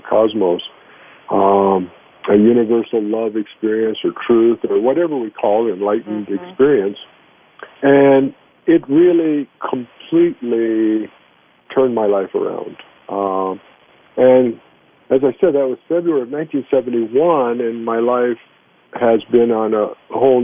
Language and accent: English; Long Beach, California, United States; also born or lived in Brooklyn, New York / Los Angeles; we moved to Long Beach, California, and I grew up there